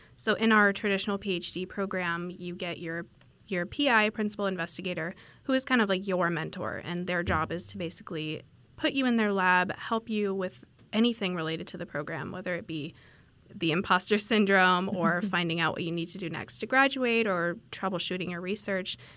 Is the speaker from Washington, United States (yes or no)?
yes; Washington, United States; moved away as an adult; now in Fort Worth, United States; I'm from Washington State, so not from Texas, very far away from home.